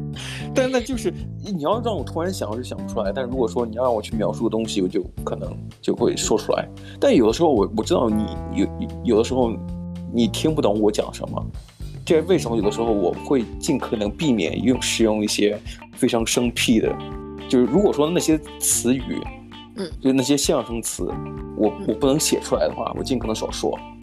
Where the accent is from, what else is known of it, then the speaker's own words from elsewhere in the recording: northern China, China; 我们就是中国人，北方人